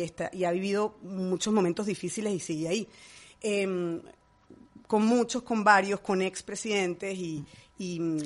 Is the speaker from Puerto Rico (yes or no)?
no; Venezuela; moved away as an adult; now in Madrid, Spain; Yo tengo 40 años viviendo en mi país y amo Venezuela